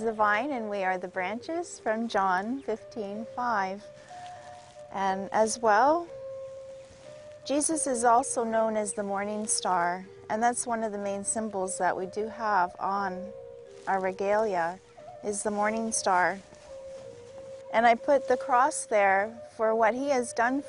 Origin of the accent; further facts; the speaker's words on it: Saulteaux Nation, Manitoba, Canada; I'm from the Soto Nation, that's around Manitoba area